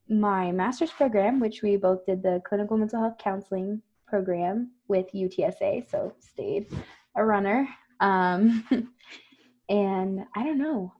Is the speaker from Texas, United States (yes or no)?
yes; Floresville, Texas, United States; also born or lived in San Antonio, Texas; Grew up in Floresville, Texas